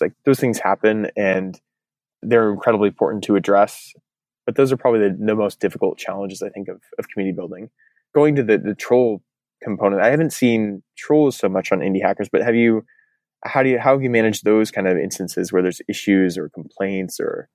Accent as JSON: {"language": "English", "town": "Eugene", "region": "Oregon", "country": "United States", "tie": "born or raised there", "also_born_or_lived": "Portland, Oregon", "moved": "as an adult", "lives_now": "San Francisco, United States", "said": "I grew up in Eugene, went to the University"}